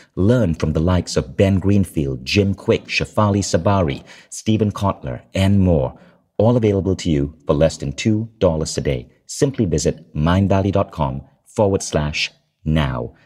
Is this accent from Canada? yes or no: no; Malaysia; also born or lived in United States / New York / Berkeley; now in Kuala Lumpur, Malaysia; I was born in Malaysia